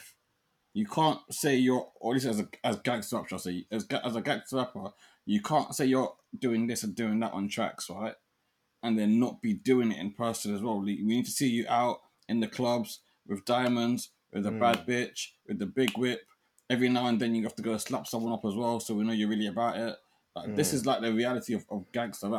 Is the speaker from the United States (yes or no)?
no; London, United Kingdom; also born or lived in Brighton; when I was growing up in South London from a West Indian background